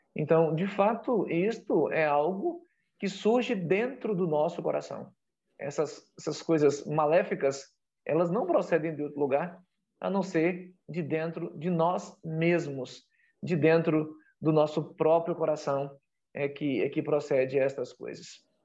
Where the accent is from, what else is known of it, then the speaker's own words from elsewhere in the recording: Bahia, Brazil; a minha terra, a minha região, o meu estado, a Bahia